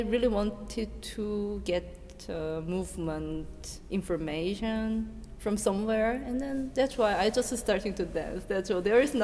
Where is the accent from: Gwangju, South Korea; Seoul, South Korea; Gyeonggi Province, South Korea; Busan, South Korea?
Seoul, South Korea; English is a second language; moved away as an adult; now in Berlin, Germany; I was born in Seoul and then grew up in Seoul and all educated in Seoul, Korea.